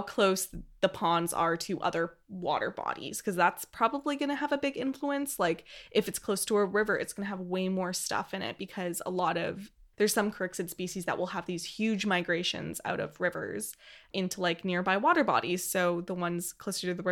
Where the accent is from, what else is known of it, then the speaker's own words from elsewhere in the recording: Edmonton, Alberta, Canada; Edmonton, Alberta, Canada, which is the city, my hometown.